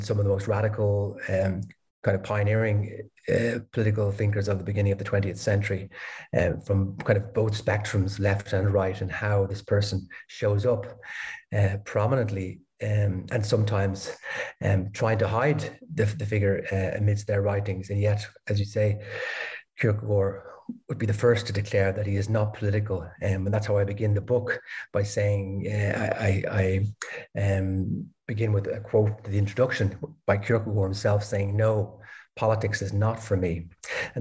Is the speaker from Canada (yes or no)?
no; Dublin, Leinster, Ireland; moved away as an adult; also born or lived in Denmark / Copenhagen, Denmark / Berlin, Germany; now in Lisbon, Portugal; I'm originally from Ireland, Dublin.